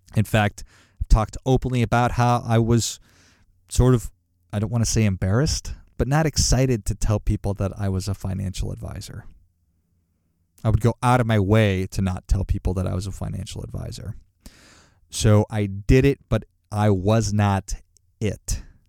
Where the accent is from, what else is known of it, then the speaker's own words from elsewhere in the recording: Duluth, Minnesota, United States; moved away; also born or lived in Chicago; I grew up in Duluth, Minnesota